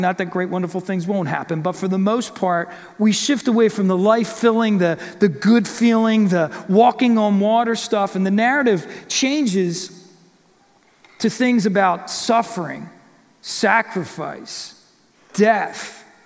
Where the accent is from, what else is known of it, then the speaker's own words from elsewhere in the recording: Warrington, Pennsylvania, United States; also born or lived in Buckingham, Pennsylvania; I grew up in Warrington